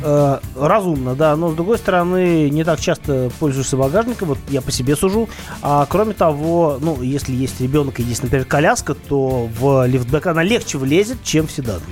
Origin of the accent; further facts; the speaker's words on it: Saint Petersburg, Russia; Я из Питера